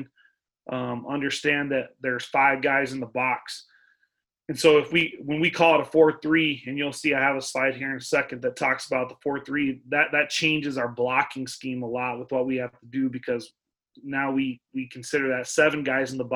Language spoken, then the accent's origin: English; Artesia, New Mexico, United States; I'm from Artesia